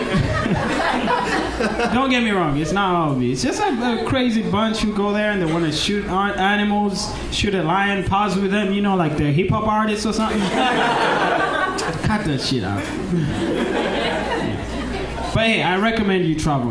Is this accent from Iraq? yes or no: no; Uganda; now in United States; I'm from Uganda